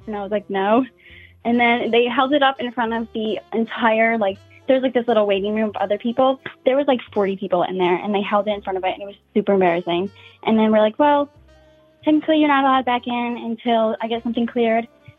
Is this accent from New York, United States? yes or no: yes; New York, United States; I'm from New York and we were coming from there.